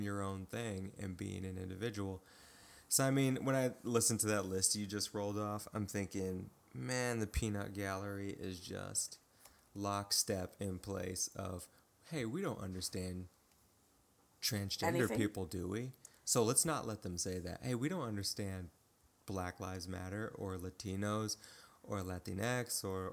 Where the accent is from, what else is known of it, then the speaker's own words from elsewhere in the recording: Midwest, United States; moved away; my hometown in the Midwest